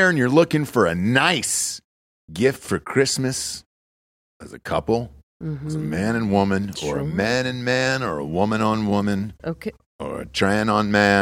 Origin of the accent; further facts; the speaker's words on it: the South, United States; growing up in the South, you know, my whole life